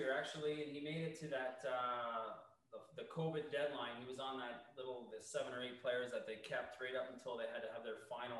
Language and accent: English; Essex, Ontario, Canada; also born or lived in St. Catharines, Ontario; I was born in St. Catharines and I moved down here to Essex when I was a little kid or whatever. I lived on South Temple Road, south or north, I guess they call it, four doors down from the Kingdom Hall at the time.